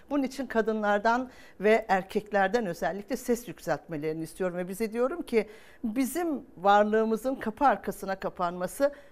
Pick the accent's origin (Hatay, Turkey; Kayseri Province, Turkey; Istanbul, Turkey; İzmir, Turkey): Hatay, Turkey; also born or lived in Kahramanmaraş; Yani ben Hatay'dan, Maraş'tan geliyorum. E, oralara baktığınız zaman umuda dair her şeyi yitiriyorsunuz.